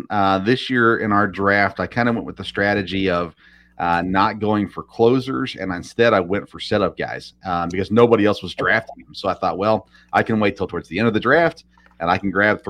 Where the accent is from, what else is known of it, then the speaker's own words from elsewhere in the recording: Murfreesboro, Tennessee, United States; I grew up in Nashville, or just south of Nashville, Murfreesboro.